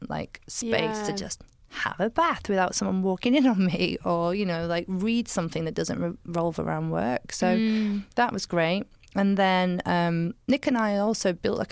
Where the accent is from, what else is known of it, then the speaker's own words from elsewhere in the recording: Somerset, South West England, United Kingdom; I grew up in Somerset